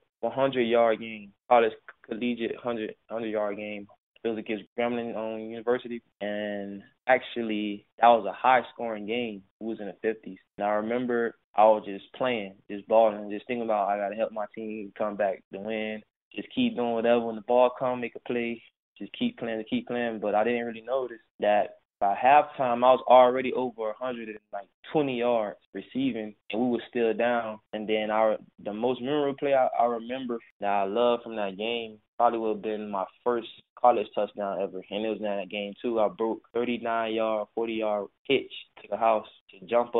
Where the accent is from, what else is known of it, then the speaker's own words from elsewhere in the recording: Miami, Florida, United States; growing up in Miami